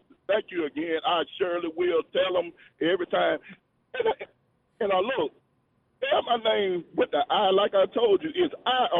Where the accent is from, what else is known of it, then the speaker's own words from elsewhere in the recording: Montgomery, Alabama, United States; now in Georgia, United States; I'm originally from Montgomery, Alabama.